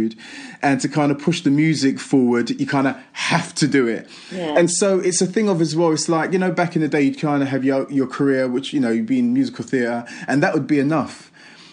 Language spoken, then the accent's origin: English; London, United Kingdom; I'm an East End boy growing up in East London. Do you know, I'm an estate, you know what I mean, in Manor Park.